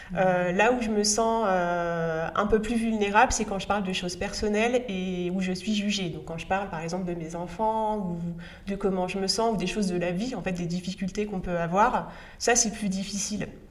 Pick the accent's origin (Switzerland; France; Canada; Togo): France; northern France; je viens d'un milieu populaire, je viens du nord de la France. Euh, mes grands-pères étaient tous les deux mineurs